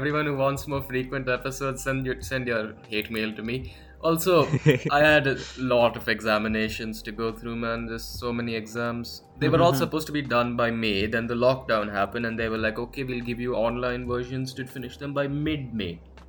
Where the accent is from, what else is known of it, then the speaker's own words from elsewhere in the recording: Mumbai, Maharashtra, India; moved away; also born or lived in Delhi; I was born in Bombay. I lived in Delhi for a year when I was like 3, so I learned Hindi there. Then I came went back to Bombay, and now I've been here for a while.